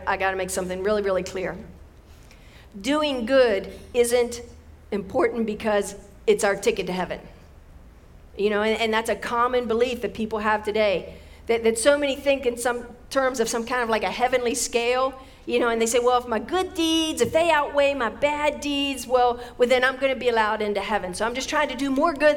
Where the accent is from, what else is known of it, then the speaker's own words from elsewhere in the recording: West Virginia, United States; growing up in West Virginia.